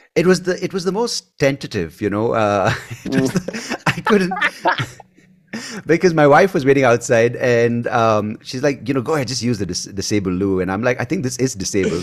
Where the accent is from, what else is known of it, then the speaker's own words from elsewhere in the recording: Bangalore, Karnataka, India; accent: Indian; first language English; growing up in Bangalore, the emphasis was always, um, being proficient in English